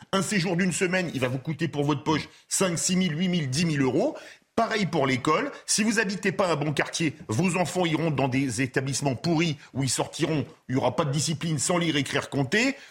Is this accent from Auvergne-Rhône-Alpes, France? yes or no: no; Toulouse, Occitania, France; comme on dit chez moi à Toulouse